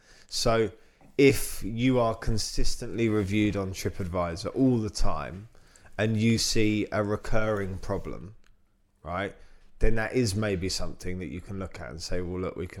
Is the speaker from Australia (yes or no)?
no; United Kingdom; as a Brit